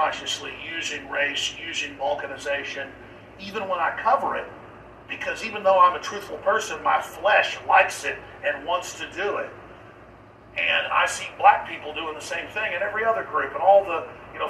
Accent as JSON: {"language": "English", "town": "Dallas", "region": "Texas", "country": "United States", "tie": "born or raised there", "said": "When I grew up in Dallas"}